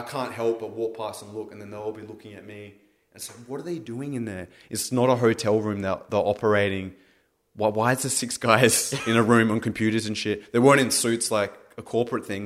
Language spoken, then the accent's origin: English; Australia; I'm Australian